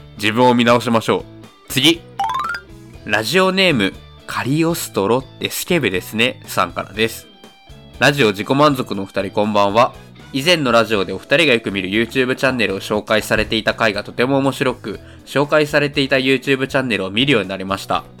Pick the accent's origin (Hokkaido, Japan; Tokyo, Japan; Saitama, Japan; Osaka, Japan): Saitama, Japan; 僕、埼玉県人なので